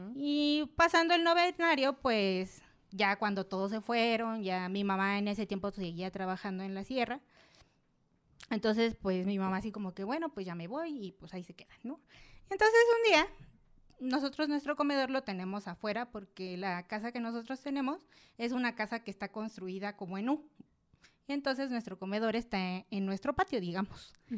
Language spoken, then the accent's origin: Spanish; Oaxaca, Mexico; yo soy de Oaxaca, allá donde pasa todo